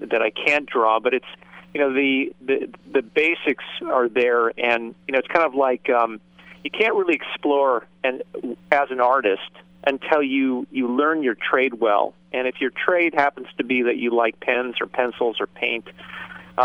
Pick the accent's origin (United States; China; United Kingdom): United States; Southern California; I grew up here in Southern California